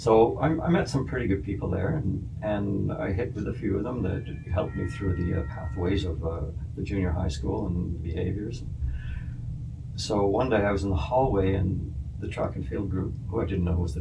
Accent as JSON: {"language": "English", "town": "Winnipeg", "region": "Manitoba", "country": "Canada", "tie": "born or raised there", "also_born_or_lived": "Ottawa", "moved": "as an adult", "said": "growing up on Rowand Avenue in Silver Heights."}